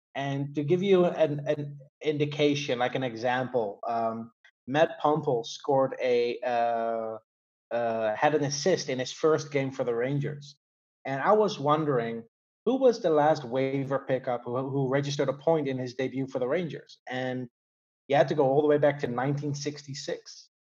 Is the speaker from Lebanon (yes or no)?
no; Netherlands; I grew up in the Netherlands